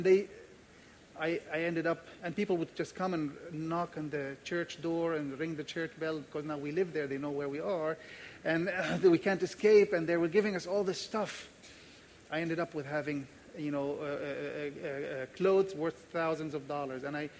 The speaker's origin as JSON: {"language": "English", "country": "Jordan", "moved": "yes", "lives_now": "Jerusalem", "said": "because I'm from Jordan"}